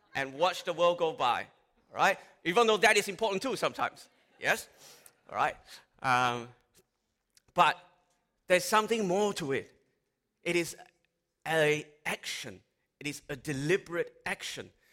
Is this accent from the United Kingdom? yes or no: no; Malaysia; now in Australia; I grew up in Malaysia